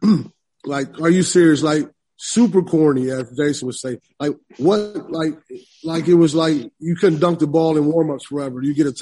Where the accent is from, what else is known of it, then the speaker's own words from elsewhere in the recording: Illinois, United States; I'm being from Illinois and recruiting in Chicago